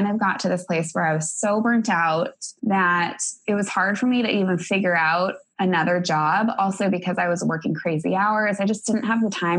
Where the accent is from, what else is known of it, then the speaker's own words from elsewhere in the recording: Denver, Colorado, United States; moved away as an adult; also born or lived in Atlanta, Georgia / Minneapolis, Minnesota; I grew up in Denver, Colorado